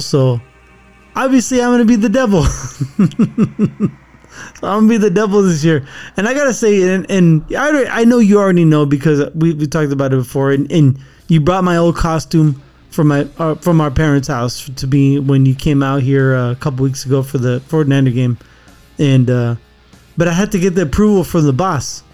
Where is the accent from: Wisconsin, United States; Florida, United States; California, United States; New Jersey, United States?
California, United States; when we were growing up in California